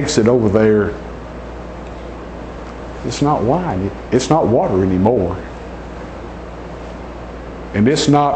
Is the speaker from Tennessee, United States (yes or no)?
yes; Nashville, Tennessee, United States; I was born and raised in Nashville, Tennessee